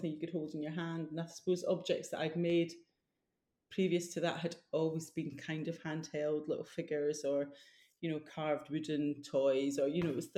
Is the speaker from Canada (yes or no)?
no; Fife, Scotland, United Kingdom; also born or lived in Edinburgh; I'm from Fife, so it wasn't far away, but it was far enough away that I could leave home